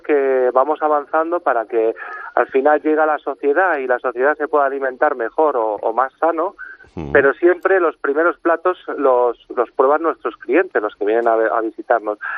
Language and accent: Spanish; Humanes de Madrid, Community of Madrid, Spain; en Humanes que era un pueblo bueno pues es un pueblo al sur de Madrid que le tengo mucho cariño que es mi pueblo